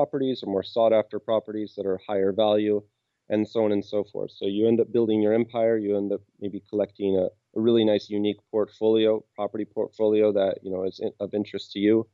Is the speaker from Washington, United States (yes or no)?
yes; Seattle, Washington, United States; moved away as an adult; now in Krakow, Poland; I'm from Seattle, and I'm in Krakow right now